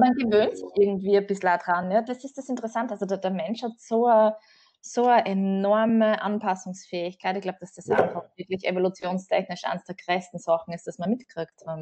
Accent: Riedlingsdorf, Burgenland, Austria; ich komme aus dem Südburgenland, Bezirk Oberwart, genau aus Riedingsdorf

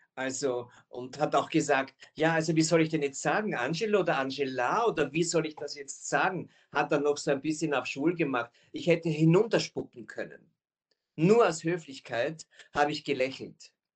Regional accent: Austria; Aber ich bin Österreicher

